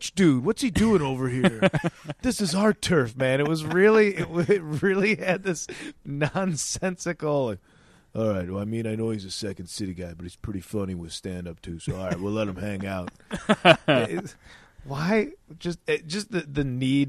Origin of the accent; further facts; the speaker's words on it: Addison, Illinois, United States; I grew up in Addison, Illinois